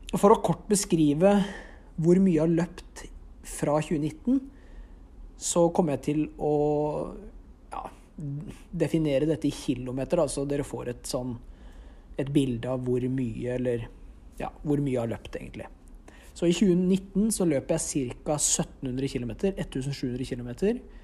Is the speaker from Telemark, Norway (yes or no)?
yes; Notodden, Telemark, Norway; jeg kommer fra Notodden og bor der nå